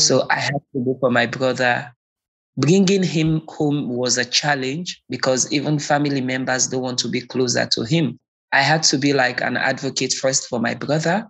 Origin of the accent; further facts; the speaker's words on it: Sierra Leone; born and raised in Sierra Leone, West Africa.